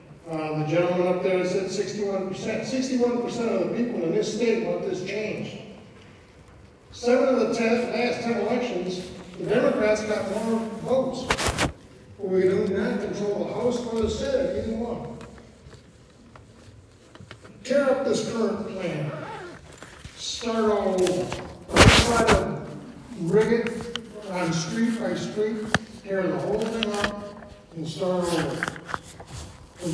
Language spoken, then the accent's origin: English; Lincoln Park, Michigan, United States; also born or lived in Dearborn, Michigan; now in Wyandotte, United States; I grew up in Lincoln Park, 20 years in Dearborn, and now I'm in Wyandotte.